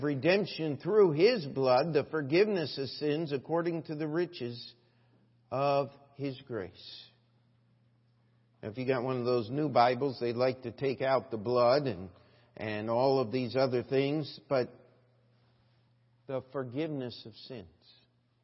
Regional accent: Carroll County, Maryland, United States; I grew up in Carroll County, Maryland

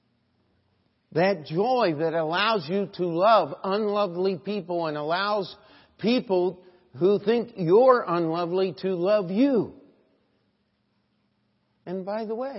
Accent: New York, United States; moved away; I'm from New York

